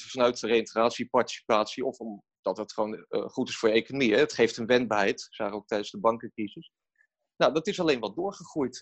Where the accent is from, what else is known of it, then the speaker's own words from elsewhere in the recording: Rotterdam, South Holland, Netherlands; wij, wij zijn Rotterdammers